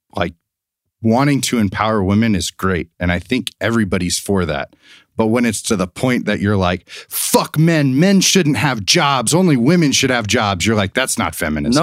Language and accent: English; the South, United States; growing up in the South, uh, we did not talk about evolution in science in high school